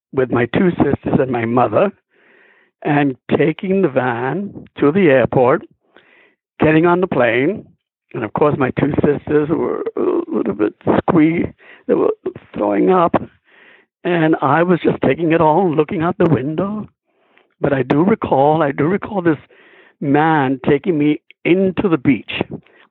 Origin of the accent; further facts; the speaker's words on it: New York City, New York, United States; I came from Harlem, New York, which is basically was on 129th Street